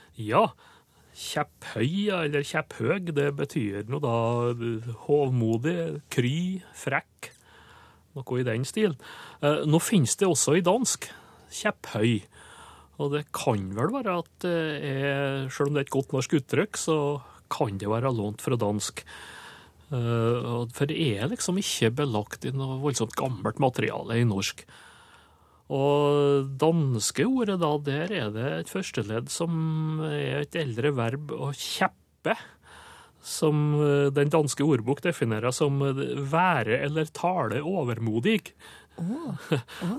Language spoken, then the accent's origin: Norwegian; Sunndalen, Indre Nordmøre, Møre og Romsdal, Norway; der jeg kommer fra, altså Sunndalen på Indre Nordmør